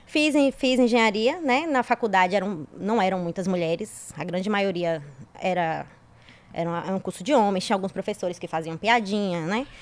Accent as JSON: {"language": "Portuguese", "region": "interior of Bahia", "country": "Brazil", "said": "Sou do interior, do interior, do interior da Bahia"}